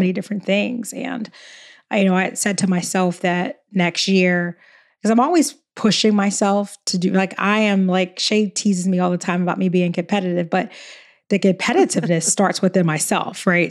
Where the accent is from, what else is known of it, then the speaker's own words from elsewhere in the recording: Philadelphia, Pennsylvania, United States; I'm from Philly.